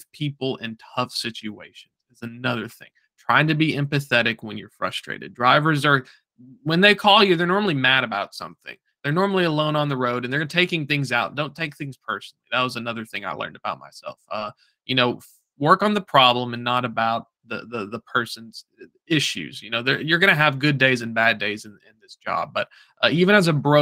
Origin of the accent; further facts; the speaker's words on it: Chattanooga, Tennessee, United States; I'm from Chattanooga